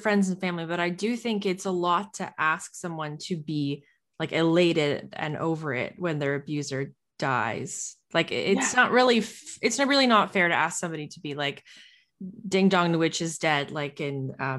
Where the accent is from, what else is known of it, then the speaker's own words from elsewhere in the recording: Canada; as Canadian women